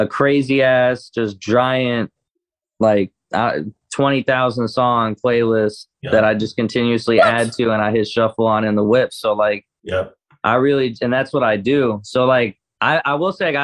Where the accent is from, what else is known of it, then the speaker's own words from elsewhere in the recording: Sarasota, Florida, United States; I grew up in Sarasota, so like the Florida shit just is foreign to me